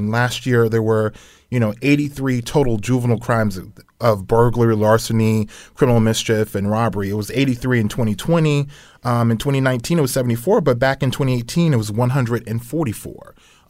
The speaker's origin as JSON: {"language": "English", "town": "Queens", "region": "New York", "country": "United States", "tie": "born or raised there", "also_born_or_lived": "Cincinnati", "said": "Yes, born and raised in Queens, and my fiance actually went to Choate, so I know a lot about Connecticut."}